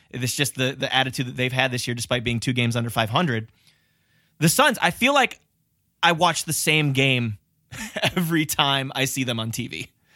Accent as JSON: {"language": "English", "town": "Cleveland", "region": "Ohio", "country": "United States", "tie": "born or raised there", "said": "My hometown"}